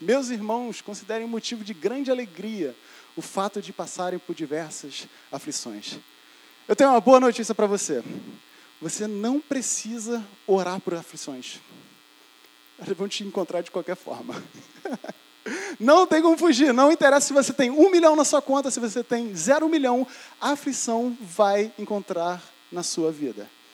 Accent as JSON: {"language": "Portuguese", "country": "Brazil", "said": "a gente como brasileiro"}